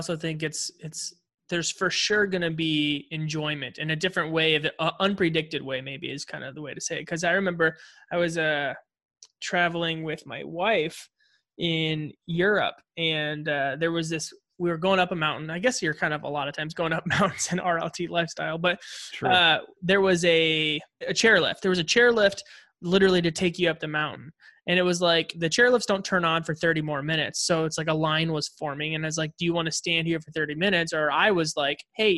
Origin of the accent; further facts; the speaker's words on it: United States; we're like as American as they come.